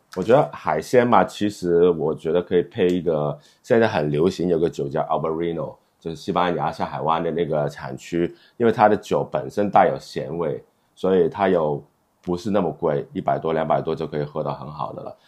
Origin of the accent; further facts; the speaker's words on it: China; 我们中国人的那个圆桌文化